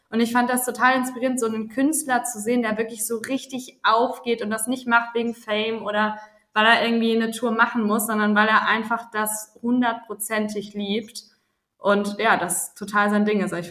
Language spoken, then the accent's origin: German; Celle, Lower Saxony, Germany; Ich bin auf dem Dorf groß geworden, äh, in Celle, beziehungsweise ich musste immer nach Celle, vom Dorf nach Celle in die äh, Schule fahren mit dem Fahrrad.